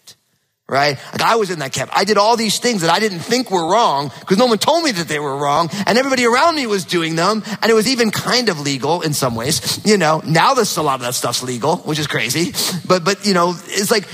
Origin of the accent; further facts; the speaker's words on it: New Jersey, United States; also born or lived in Northwest (US); now in Pacific Northwest, United States; growing up in New Jersey, super hot, humid summers and freezing cold winters were normal